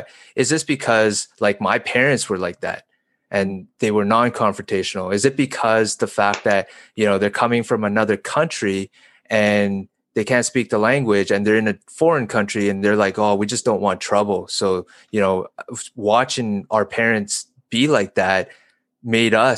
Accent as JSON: {"language": "English", "town": "Calgary", "region": "Alberta", "country": "Canada", "tie": "born or raised there", "also_born_or_lived": "China", "said": "I've been born and raised in Calgary"}